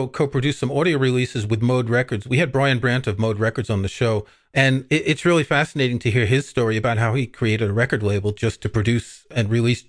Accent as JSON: {"language": "English", "region": "New York", "country": "United States", "tie": "born or raised there", "also_born_or_lived": "Paris", "said": "I grew up in New York, as you can tell from my accent."}